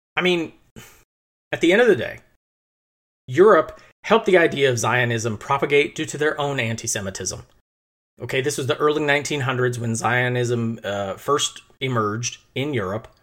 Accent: United States; an American, practically atheist individual

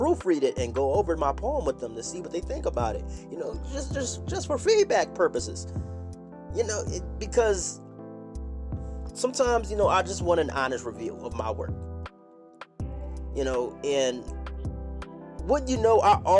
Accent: Philadelphia, Pennsylvania, United States; We grew up in Philly. We're all from Philadelphia, PA

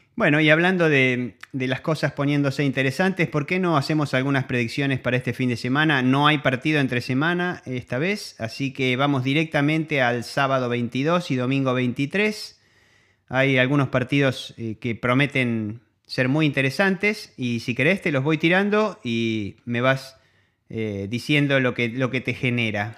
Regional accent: Argentina; somos argentinos

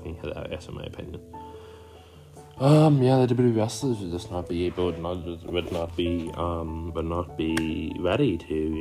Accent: Ireland; I'm an Irish man

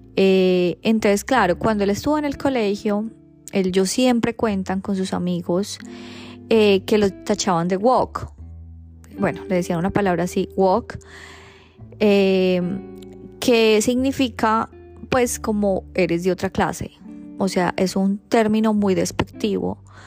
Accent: Colombia; moved away as an adult; now in Australia; nací en Colombia porque me tocó nacer o porque lo escogí

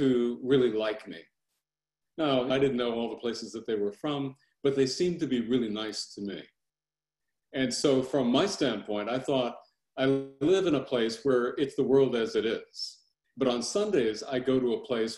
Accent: Los Angeles, California, United States; I was born in South Central Los Angeles.

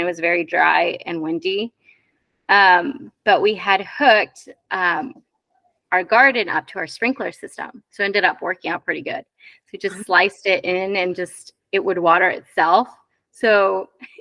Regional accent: Iowa, United States; moved away as an adult; I grew up in Iowa

